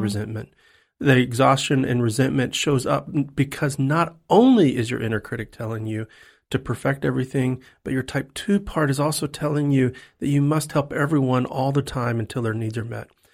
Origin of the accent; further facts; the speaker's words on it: Texas, United States; now in Tennessee, United States; I'm a Texan